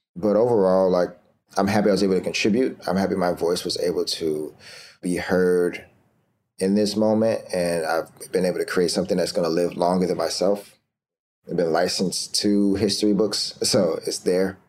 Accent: Florida, United States; now in New York City, United States; I'm, I'm from Florida originally, and I moved to New York City

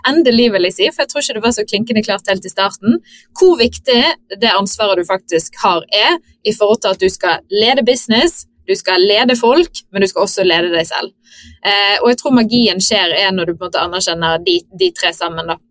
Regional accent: Bergen, Vestland, Norway; now in Stockholm, Sweden; føler liksom det å ha flyttet til Stockholm og ut av landet er liksom litt mer greit enn det å, som bergenser å flytte til Oslo, så jeg har fått eh, tommel opp hjemmefra.

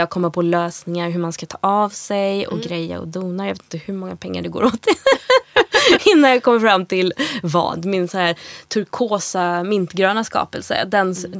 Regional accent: Gothenburg, Västra Götaland, Sweden; vi kommer från Göteborg

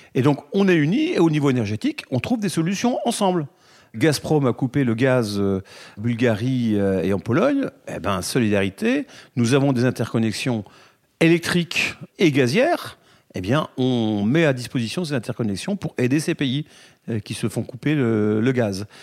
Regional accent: France; on est français

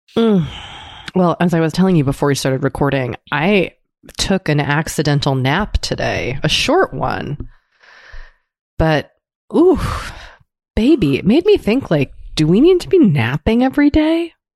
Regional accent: United States; as an American, mm. as a white American.

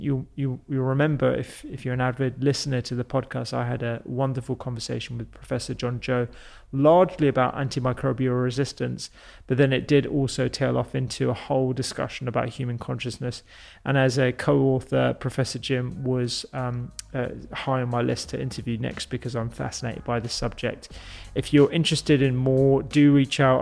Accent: London, United Kingdom; being a Londoner

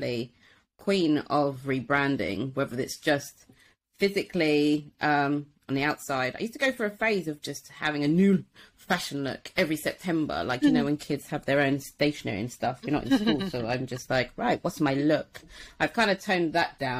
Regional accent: Wembley, London, United Kingdom; moved away as an adult; also born or lived in Watford / Manchester; I grew up in Wembley and like Watford and that kind of area

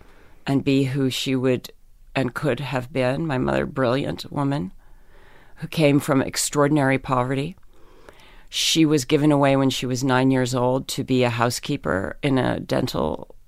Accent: Pennsylvania, United States; In Pennsylvania.

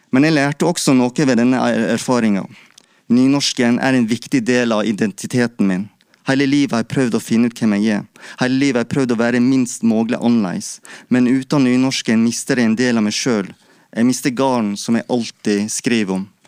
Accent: Vik, Vestland, Norway; also born or lived in Feios; i Vik i Sogn, der jeg vokste opp

